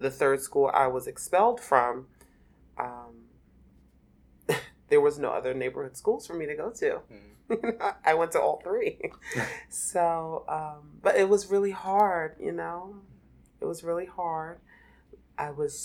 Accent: Philadelphia, Pennsylvania, United States; born or raised there

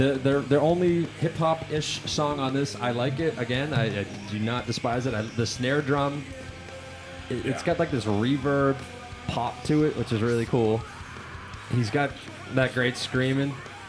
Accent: Boston, Massachusetts, United States; I am Bostonian.

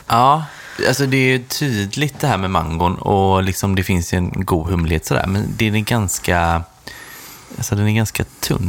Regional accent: Sweden; Som svensk

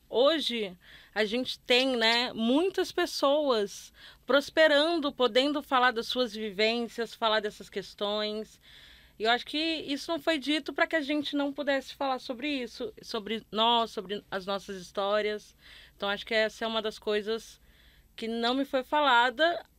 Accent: Northeast Region, Brazil; moved away as an adult; also born or lived in Rio de Janeiro; sou nordestina, mas eu cresci numa cidade de interior em que não tinha nada de movimento LGBT

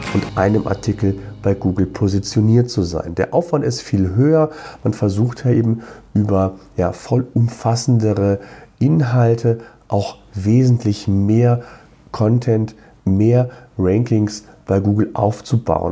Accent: near Cologne, North Rhine-Westphalia, Germany; Ich komme ja selbst aus der Nähe von Köln.

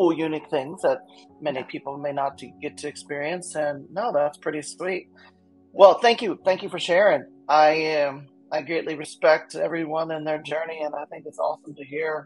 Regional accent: New Orleans, Louisiana, United States; also born or lived in New York City; now in Seattle, United States; I'm from New Orleans. I've lived in New York City. I've lived in Seattle now for, you know, this is 12 years now

